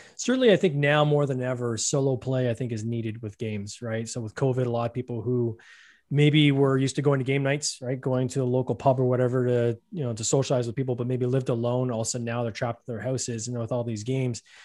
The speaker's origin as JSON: {"language": "English", "country": "Canada", "said": "I'm Canadian, I'll say Automa"}